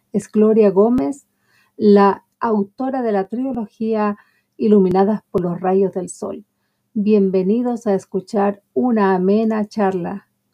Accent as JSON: {"language": "Spanish", "region": "Galápagos", "country": "Ecuador", "tie": "born or raised there", "said": "soy noruega, nacida en Galápagos"}